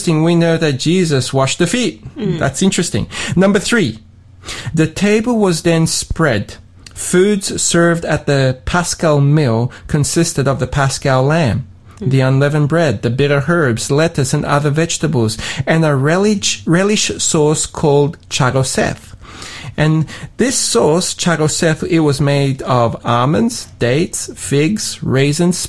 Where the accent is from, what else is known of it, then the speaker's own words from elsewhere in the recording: Sydney, New South Wales, Australia; now in Tasmania, Australia; Even though I grew up in Australia, I grew up in Sydney, I went to an ethnic church